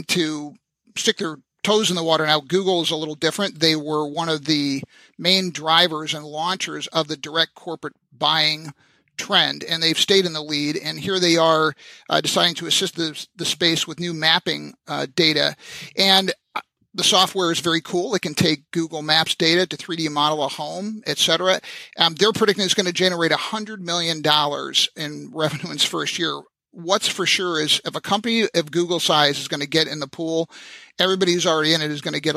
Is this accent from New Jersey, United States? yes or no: no; Cleveland, Ohio, United States; my hometown of Cleveland, Ohio